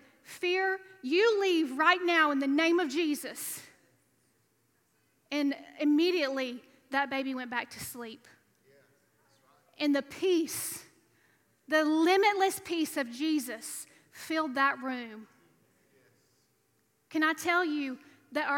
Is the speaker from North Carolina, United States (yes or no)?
no; Alabama, United States; moved away as an adult; now in Louisiana, United States; I was raised in Alabama